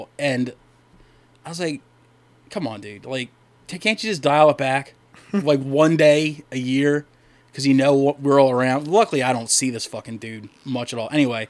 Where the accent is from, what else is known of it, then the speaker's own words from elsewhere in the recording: Delaware, United States; I am from Delaware.